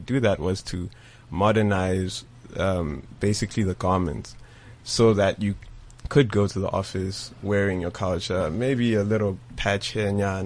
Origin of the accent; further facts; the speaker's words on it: East Rand, Gauteng, South Africa; I am also from the East Rand, Guatemala, originally.